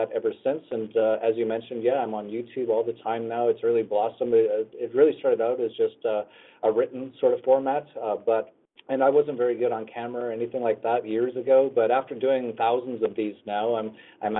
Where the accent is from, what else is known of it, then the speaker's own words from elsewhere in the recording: Canada; I grew up in Canada and started an internet company in Canada